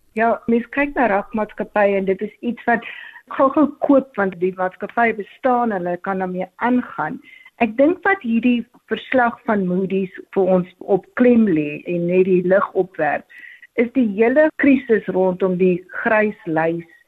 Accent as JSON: {"language": "Afrikaans", "country": "South Africa"}